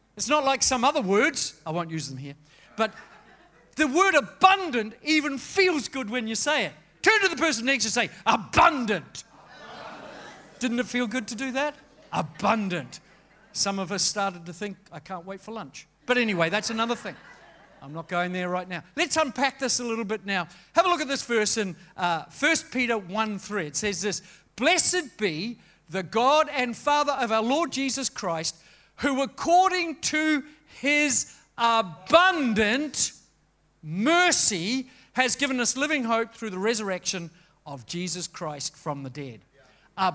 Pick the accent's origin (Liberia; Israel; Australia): Australia; to be an Australian